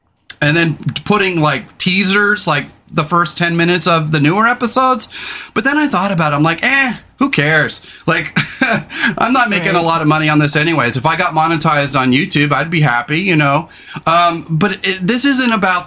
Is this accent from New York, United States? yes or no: no; California, United States; now in Pacific Northwest, United States; I didn't grow up here. I grew up in California.